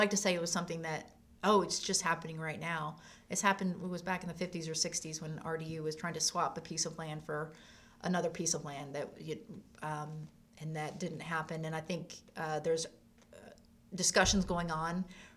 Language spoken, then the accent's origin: English; La Grange, North Carolina, United States; I grew up in LaGrange.